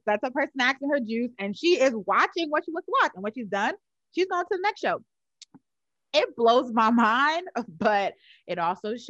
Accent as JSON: {"language": "English", "town": "New York City", "region": "New York", "country": "United States", "tie": "born or raised there", "moved": "yes", "lives_now": "Atlanta, United States", "said": "I grew up in Harlem, New York, from East Harlem"}